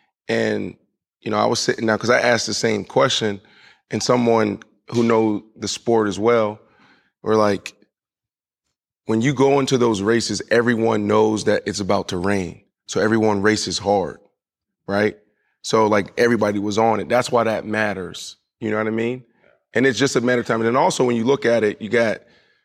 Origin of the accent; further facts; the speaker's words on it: Pittsburgh, Pennsylvania, United States; moved away; also born or lived in Florida; When I grew up in Pittsburgh, and there was one white family in my neighborhood